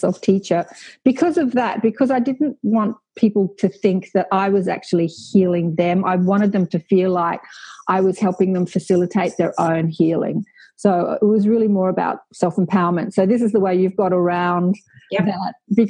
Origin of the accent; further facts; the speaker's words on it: Australia; I'm Australian, and to tell you the truth, I know very little about my very own Indigenous culture here on this great land. You know, I know very little. Like, I've grown up in Australia